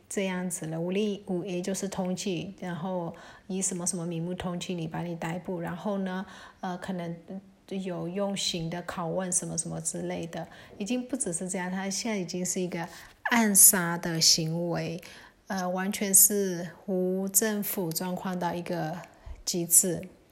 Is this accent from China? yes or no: no; Myanmar; 我们缅甸人其实很习惯在泼水节的时候